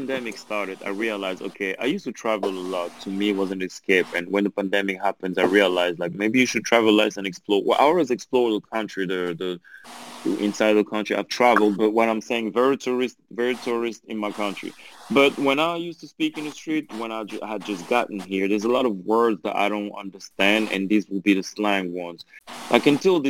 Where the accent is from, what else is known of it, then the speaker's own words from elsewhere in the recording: Belgium; accent: French; English is a second language; also born or lived in France; now in Angola; I was born in Belgium. I grew up in Belgium. Then I moved to France.